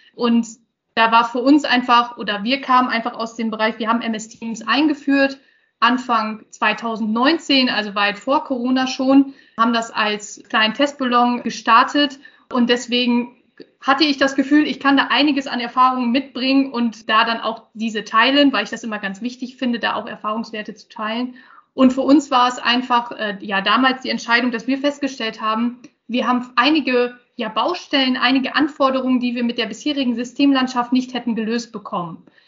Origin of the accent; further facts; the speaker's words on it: Osnabrück, Lower Saxony, Germany; bin hier auch in der Region aufgewachsen, also ein, ein Gewächs hier